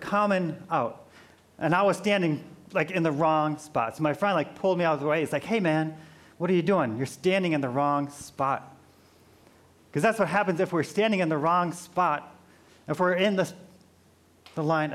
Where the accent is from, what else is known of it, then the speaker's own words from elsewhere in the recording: Midwest, United States; moved away; I'm from the Midwest